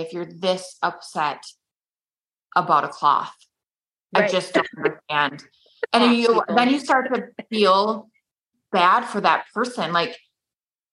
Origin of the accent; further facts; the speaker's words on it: Minnesota, United States; I'm from Minnesota